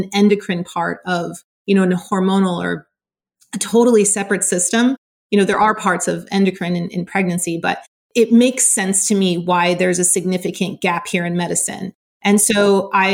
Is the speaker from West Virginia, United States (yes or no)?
no; Southern California, United States; I grew up in California, in Southern California